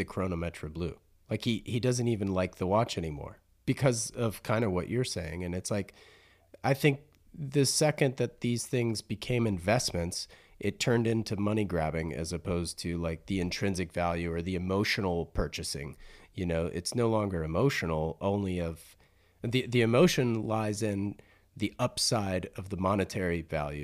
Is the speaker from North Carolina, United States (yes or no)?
yes; Raleigh, North Carolina, United States; I grew up in Raleigh, North Carolina